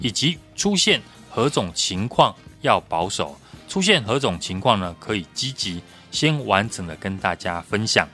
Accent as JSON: {"language": "Chinese", "country": "Taiwan", "said": "我们台湾人民的防疫意识呢是非常强的"}